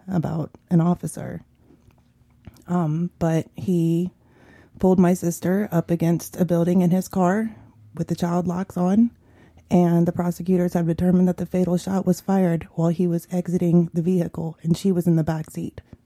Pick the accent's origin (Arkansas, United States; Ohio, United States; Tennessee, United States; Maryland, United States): Ohio, United States; Columbus; growing up in the South End of Columbus, you know, it was, there was violence.